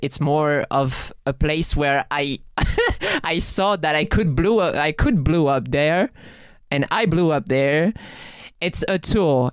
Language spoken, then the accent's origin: English; France; accent: French; It was with my French accent